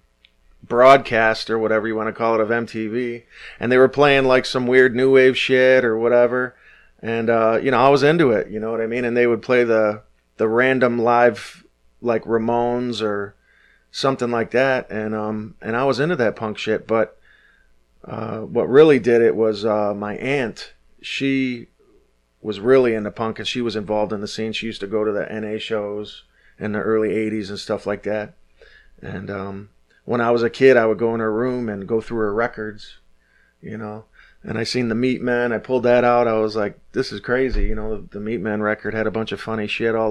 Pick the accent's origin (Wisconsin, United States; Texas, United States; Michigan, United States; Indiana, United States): Michigan, United States; Detroit; But I grew up in Detroit. I grew up at Six Mile